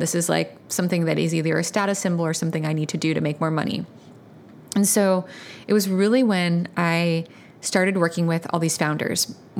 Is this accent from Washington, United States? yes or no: no; Virginia, United States; I grew up in Virginia, in Northern Virginia. I was raised by a single mom, and she was an immigrant from Vietnam.